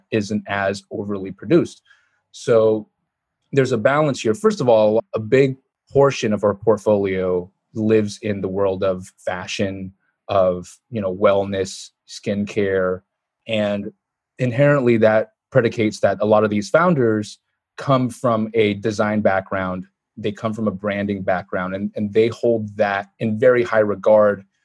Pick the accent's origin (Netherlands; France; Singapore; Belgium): Singapore; growing up in Singapore with traditionally, my parents are second generation Singaporean